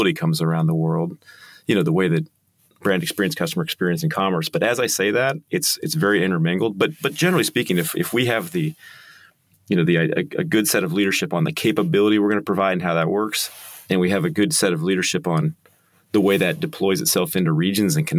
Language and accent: English; United States; now in Kansas City, United States; I'm very American.